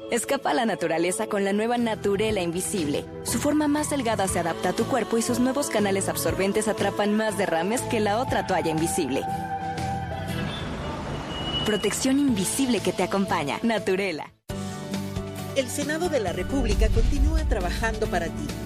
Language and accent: Spanish; Guayaquil, Guayas, Ecuador; yo soy de Guayaquil, para muchos que, que me han preguntado, …, ¿De qué parte de Ecuador eres? Yo soy guayaquileña. Guayaquil es una ciudad bella.